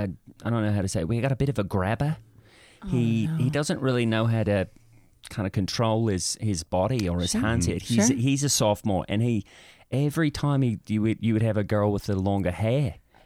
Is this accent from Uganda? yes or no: no; Perth, Western Australia, Australia; born there; also born or lived in Brisbane / Sydney / Melbourne; I was born in Perth. As a young child, I lived in Brisbane, and then eventually in Sydney, and then over to Melbourne.